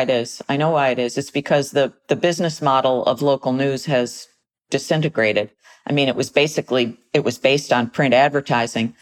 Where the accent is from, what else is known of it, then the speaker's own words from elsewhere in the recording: United States; as American citizens